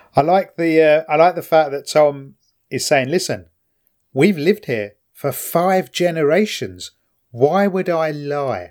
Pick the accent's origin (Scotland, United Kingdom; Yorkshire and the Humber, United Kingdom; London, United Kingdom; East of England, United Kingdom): London, United Kingdom; now in Kent, United Kingdom